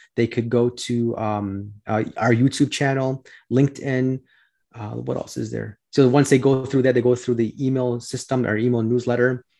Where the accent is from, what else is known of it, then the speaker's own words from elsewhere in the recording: Chicago, Illinois, United States; I'm from Chicago, uh, born and raised here